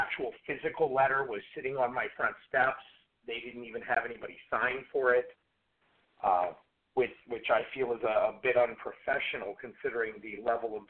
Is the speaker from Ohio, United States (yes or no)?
yes; Warren, Ohio, United States; I grew up in Warren, which is 15, 20 minutes from Lordstown